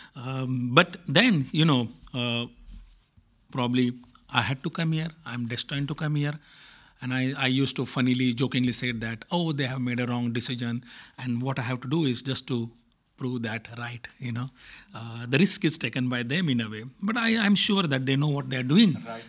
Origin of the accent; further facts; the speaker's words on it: India; moved away; I come from India